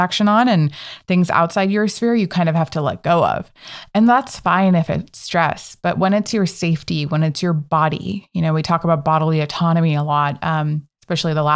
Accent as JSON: {"language": "English", "region": "Northern California", "country": "United States", "said": "I'm from NorCal"}